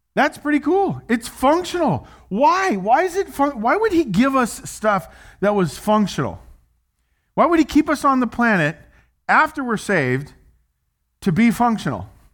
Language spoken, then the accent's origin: English; United States; I'm an American